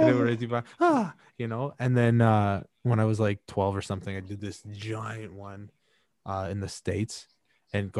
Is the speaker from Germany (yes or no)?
no; Canada; I am a Canadian person